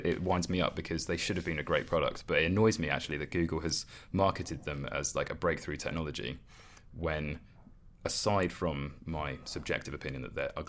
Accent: England, United Kingdom; we're English and we don't speak any languages

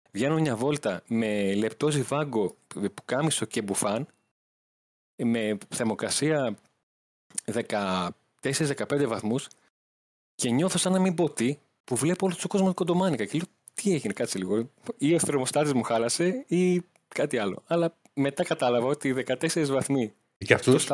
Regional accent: Greece; Του λέω: Γεια σα, είμαι δημοσιογράφο από Ελλάδα.

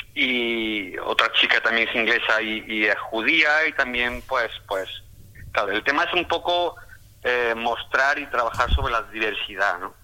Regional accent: Córdoba, Andalusia, Spain; moved away as an adult; now in England, United Kingdom; yo soy de, Córdoba, yo vengo de Andalucía, de Córdoba.

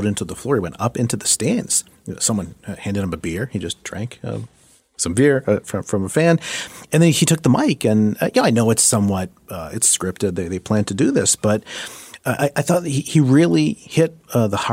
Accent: Boston, Massachusetts, United States; I'm from Boston

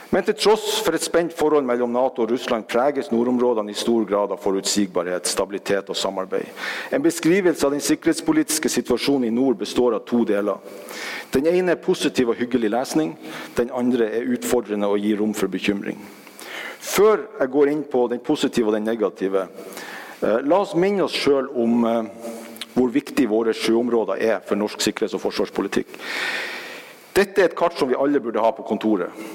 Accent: Norway; Som nordmenn

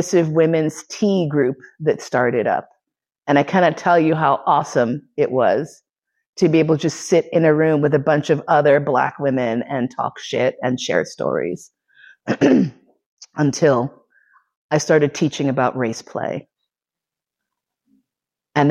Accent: New York City, New York, United States; moved away as an adult; also born or lived in Bay Area; now in Vienna, Austria; grew up in New York City

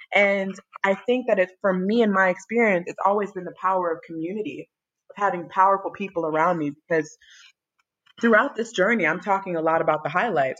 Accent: Chicago, Illinois, United States; also born or lived in Evanston, Illinois; now in Dakar, Senegal; I was born in Evanston, Illinois. It's a suburb on like the outskirts of Chicago, but I was raised in Chicago, Illinois.

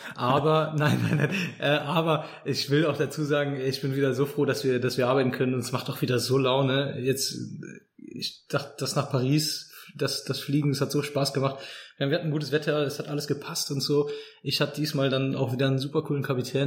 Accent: Cologne, North Rhine-Westphalia, Germany; ich als als Kölner

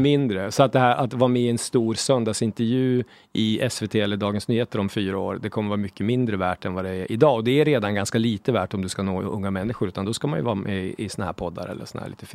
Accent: Sweden; vi som svenskar

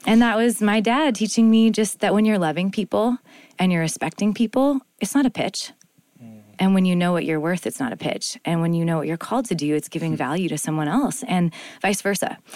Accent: Winnipeg, Manitoba, Canada; Winnipeg, I'm from Canada.

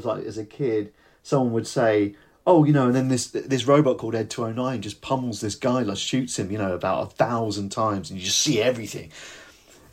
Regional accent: United Kingdom; I'm not actually from North London, I'm from the South Coast

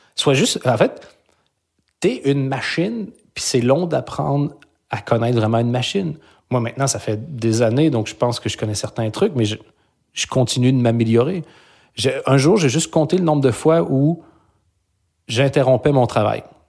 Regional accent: Belgium; moved away as an adult; now in Quebec, Canada; J'ai quitté la Belgique

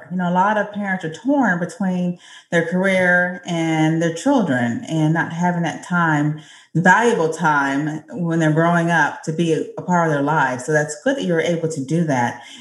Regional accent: Manchester, North West England, United Kingdom; I'm from Manchester in the UK.

